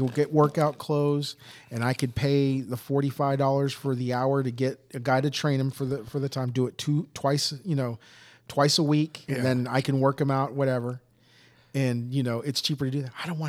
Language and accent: English; Houston, Texas, United States; I'm from Houston.